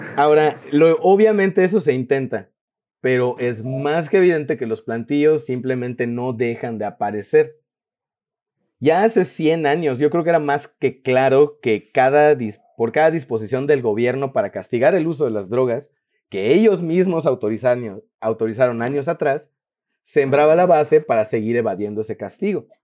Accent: Yucatán, Mexico; los que somos de Yucatán

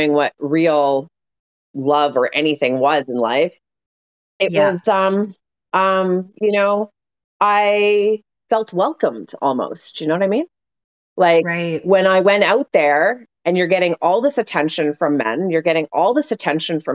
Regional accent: Winnipeg, Manitoba, Canada; I came from Windsor Park. I came from a fucking suburb of Winnipeg.

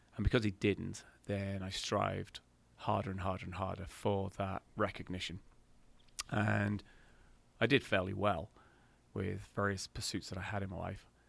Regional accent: England, United Kingdom; I'm English and proud

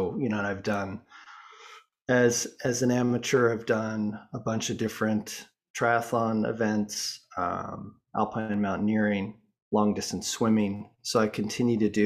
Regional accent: Boulder, Colorado, United States; I grew up in the States, in Boulder, Colorado

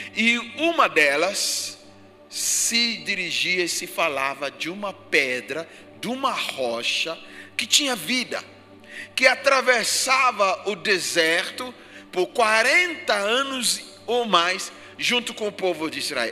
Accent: Ghana; now in Brazil; Do país onde eu nasci, Gana

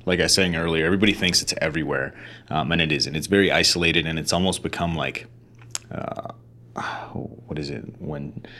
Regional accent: United States; first language Spanish; English is a second language; generation American, dude. Like, I didn't even speak English first. I spoke Spanish first.

